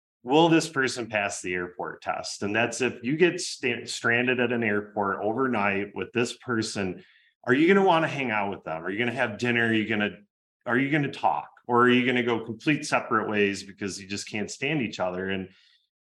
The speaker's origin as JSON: {"language": "English", "region": "Michigan", "country": "United States", "tie": "born or raised there", "said": "I grew up in Michigan"}